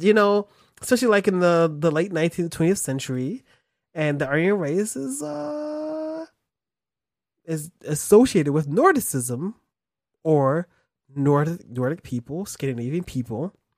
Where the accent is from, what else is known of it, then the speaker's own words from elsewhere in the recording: United States; I'm American